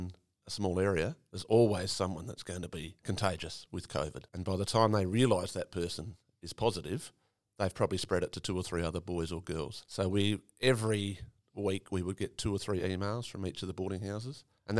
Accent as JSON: {"language": "English", "town": "Cummins", "region": "South Australia", "country": "Australia", "tie": "born or raised there", "also_born_or_lived": "Adelaide", "said": "born in the Cummins Hospital."}